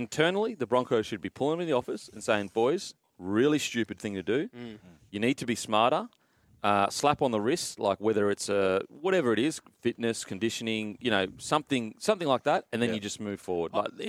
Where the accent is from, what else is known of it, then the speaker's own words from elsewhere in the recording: Queensland, Australia; now in Sydney, Australia; as a queen, as a Queenslander